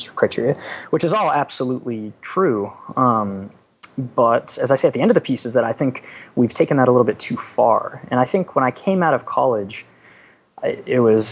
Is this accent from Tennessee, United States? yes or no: no; Boston, Massachusetts, United States; moved away as an adult; I grew up in Boston